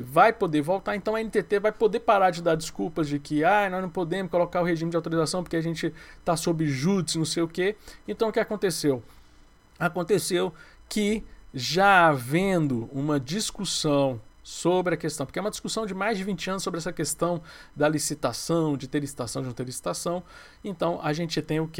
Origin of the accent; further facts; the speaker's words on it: Goiás, Brazil; como eu sou de Goiás